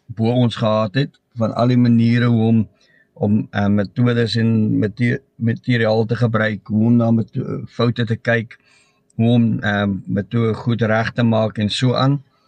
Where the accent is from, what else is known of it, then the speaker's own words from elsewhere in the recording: Newcastle, KwaZulu-Natal, South Africa; Ek kom uit Tugela skool uit in Newcastle.